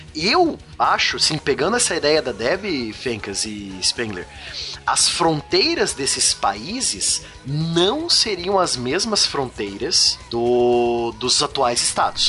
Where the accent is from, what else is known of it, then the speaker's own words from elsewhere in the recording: Curitiba, Paraná, Brazil; eu moro em Curitiba, sou da República de Curitiba, sou do Sul